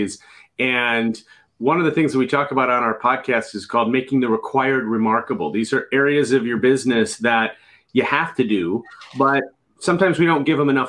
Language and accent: English; Chicago, Illinois, United States; I'm from Chicago